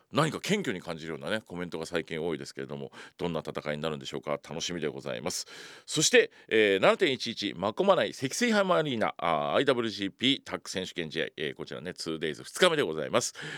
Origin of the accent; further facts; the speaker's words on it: Ibaraki, Japan; 茨城出身でございます